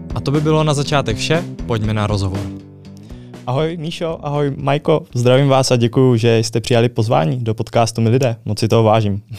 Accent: Brno, South Moravian Region, Czechia; u nás v Brně

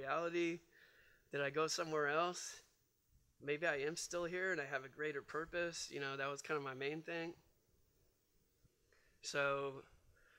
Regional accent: Bay Area, Northern California, United States; moved away as an adult; also born or lived in Philadelphia; I was in the Bay Area. That's where I grew up.

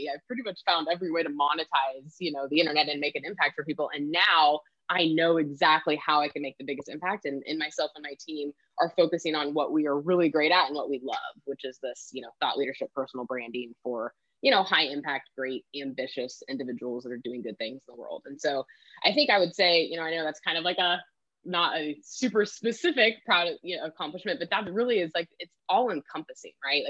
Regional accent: Kansas, United States; moved away as an adult; also born or lived in Sacramento area, California; now in Sacramento, United States; I'm a Kansas girl. So born and raised in Kansas

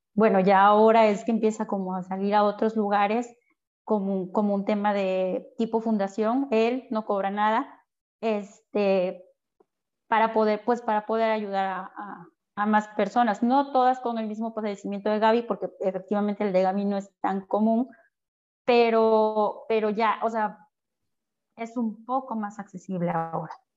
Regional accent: Veracruz, Mexico; nosotros somos de Veracruz

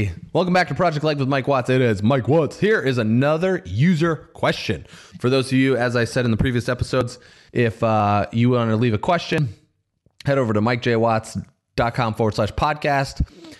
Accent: Canada; as a lady conditioned to be polite, I am Canadian too.

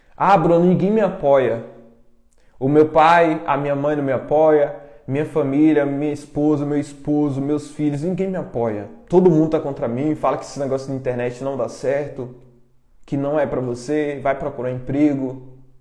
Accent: Brazil; Eu vim da roça, sou do interior

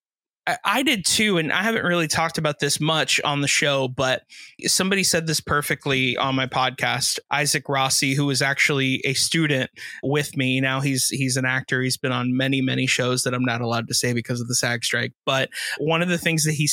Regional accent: South Florida, United States; being from Florida, or specifically South Florida

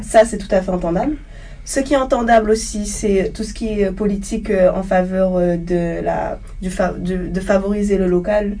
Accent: Le Gosier, Guadeloupe; now in Paris, France; je suis guadeloupéenne, je viens du Gosier

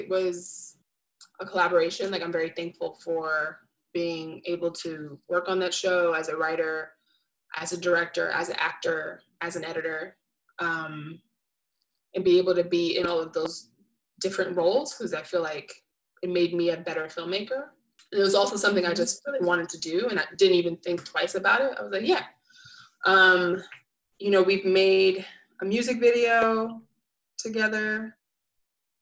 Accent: New York City, New York, United States; I loved growing up in Flatbush because I felt safe and very tapped

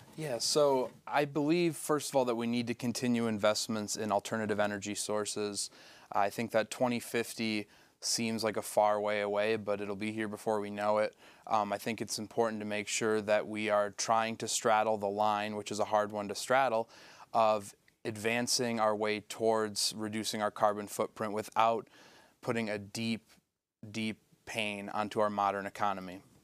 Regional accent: Sanford, Michigan, United States; I grew up in Sanford, I had a house with a septic tank.

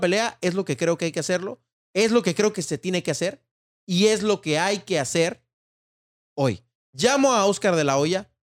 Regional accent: Mexico; como mexicano

